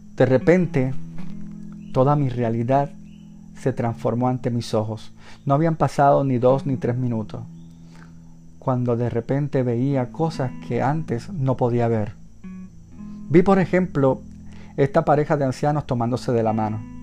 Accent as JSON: {"language": "Spanish", "country": "Puerto Rico", "said": "mi país, Puerto Rico"}